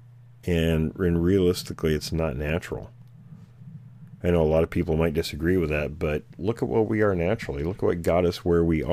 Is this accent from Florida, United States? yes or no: no; Washington, United States; now in California, United States; being from Washington State originally, I live in California now